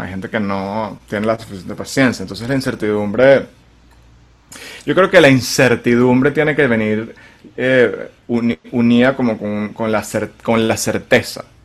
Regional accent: Venezuela; moved away; poder estar en mi país eh, haciendo lo que yo quisiera hacer, más allá de, o sea, o, tener a Venezuela como el país base

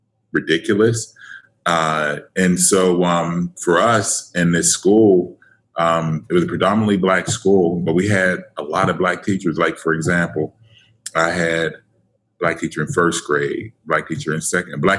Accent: Pittsburgh, Pennsylvania, United States; born and raised in Pittsburgh, PA, go Steelers. Actually, section of Pittsburgh called Wilkinsburg, East End.

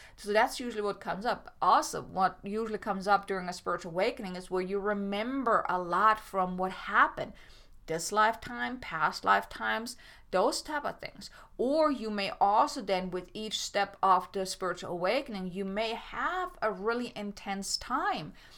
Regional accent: Germany; moved away as an adult; I grew up in Germany. I mean, I am German. I didn't come here until I was twenty-four, twenty-five, twenty-five.

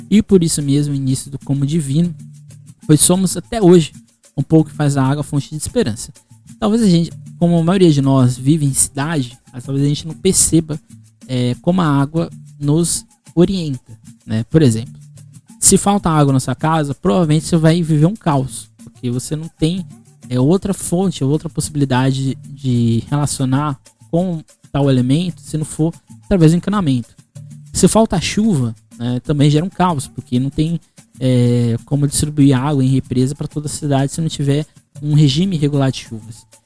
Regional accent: Brazil

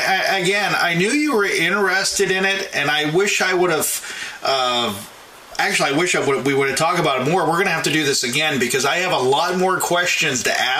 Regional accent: Mars, Pennsylvania, United States; where I grew up in Butler County. I grew up in Mars, of all places.

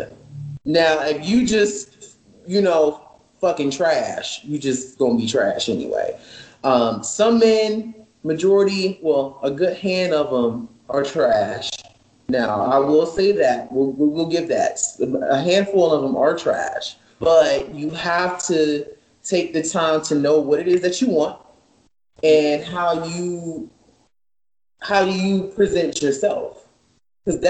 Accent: the South, United States; I was raised in the South

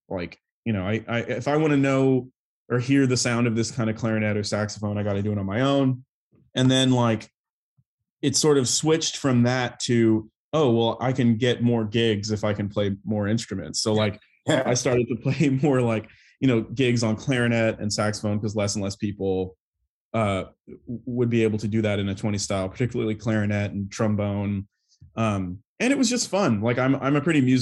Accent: Buda, Texas, United States; now in New York, United States; I'm originally from Buda, Texas, which is a little town just outside of Austin, in sort of the Texas Hill Country

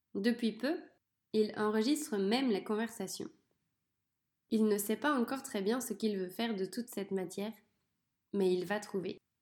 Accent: France; je suis née en France, dans un petit village. J'ai grandi avec mon frère et ma sœur.

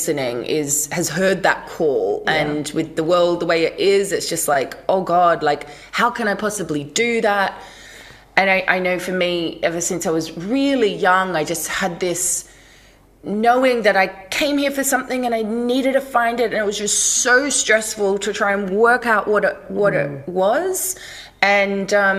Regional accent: Australia; I grew up in Australia, and so we grew up with waves

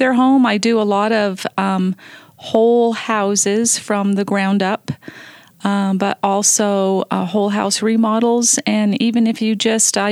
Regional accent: Santa Fe, New Mexico, United States; moved away as an adult; now in Las Vegas, United States; I grew up in New Mexico

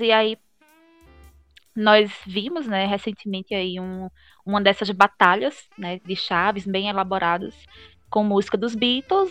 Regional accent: Gravatá, Pernambuco, Brazil; also born or lived in Recife; eu sou uma pessoa que não sou nascida, mas eu sou criada em Gravatá

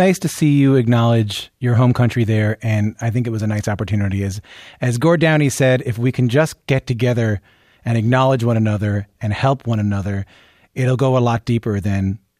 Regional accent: Canada; also born or lived in United States; as a Canadian who spent so much time in the States

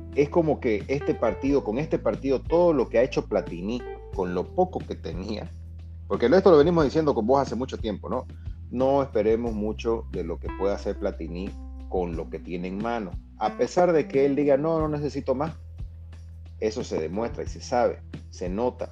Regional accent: Bolivia; como también boliviano

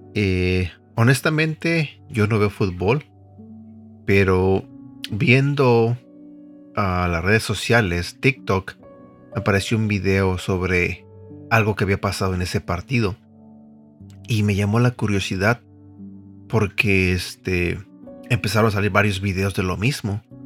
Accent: Mexico City, Mexico; Yo soy de la Ciudad de México, soy mexicano

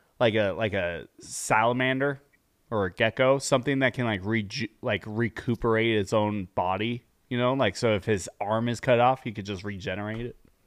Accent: Australia; I am Australian.

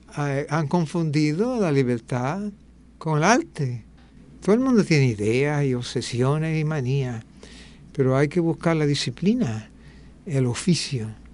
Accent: New York, United States; also born or lived in Puerto Rico; now in Río Mar, Puerto Rico; me crié en Nueva York, eh, eh, para todo el efecto yo tengo una parte jíbara y una parte neoyorquina

